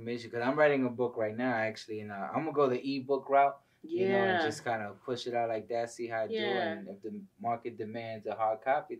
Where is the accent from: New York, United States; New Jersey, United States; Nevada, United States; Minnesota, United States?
New York, United States; New Yorkers, we're always on high alert.